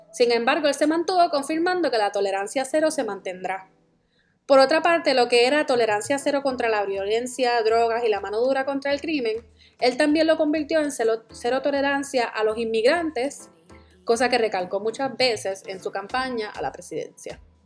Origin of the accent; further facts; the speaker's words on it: Puerto Rico; moved away as an adult; also born or lived in New York / New Jersey; now in United States; Yo soy la boricua fuera de la isla